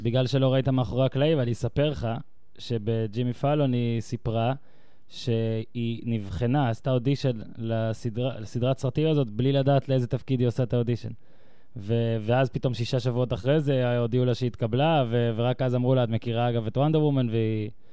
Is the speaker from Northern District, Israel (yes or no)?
yes; the North, Northern District, Israel; moved away as an adult; now in Tel Aviv, Israel; אני גדלתי בצפון, ב-2006 הגעתי לתל אביב